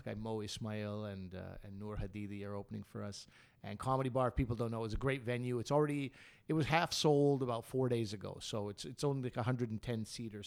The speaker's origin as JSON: {"language": "English", "country": "Canada", "said": "we're Canadian"}